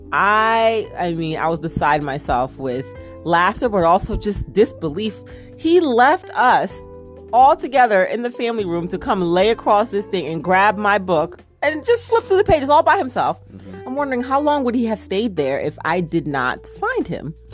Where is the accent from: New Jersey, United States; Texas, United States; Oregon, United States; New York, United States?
New Jersey, United States; accent: Jersey twang; a Jersey little twang